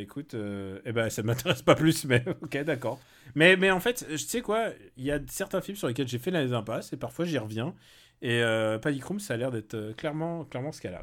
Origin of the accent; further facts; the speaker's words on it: France; qui fait qu'on est français